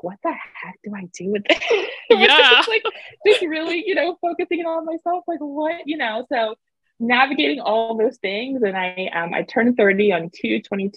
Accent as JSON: {"language": "English", "region": "East Coast", "country": "United States", "tie": "born or raised there", "moved": "as an adult", "said": "we have seasons here over on the East Coast"}